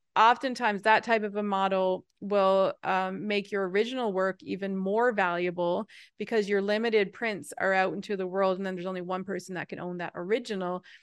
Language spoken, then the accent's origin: English; Newfoundland and Labrador, Canada; I'm from Newfoundland, which is a, a, a, an, an island off of the east coast of Canada